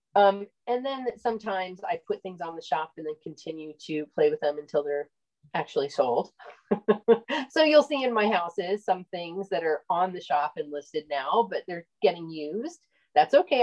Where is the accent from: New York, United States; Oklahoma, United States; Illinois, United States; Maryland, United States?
Illinois, United States; also born or lived in Oregon; now in Central Florida, United States; I'm originally from Illinois.